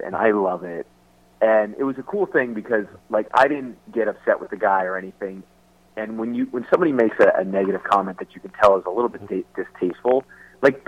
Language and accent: English; New Jersey, United States; moved away; also born or lived in San Diego / Los Angeles; I was a kid from New Jersey